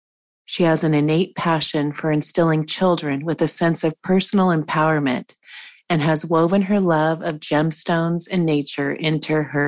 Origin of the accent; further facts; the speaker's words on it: Washington, United States; moved away; also born or lived in Montana; I lived in, I grew up in Washington State.